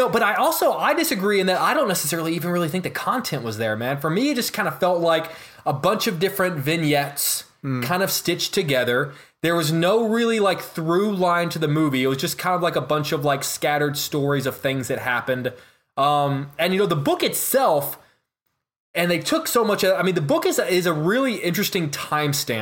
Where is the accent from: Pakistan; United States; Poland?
United States; the South; I grew up in a poor, like, southern town.